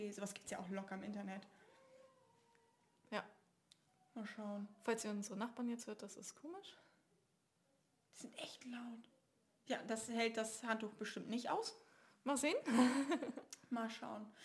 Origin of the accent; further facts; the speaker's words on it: Northern Germany, Germany; äh, wir kommen aus Norddeutschland.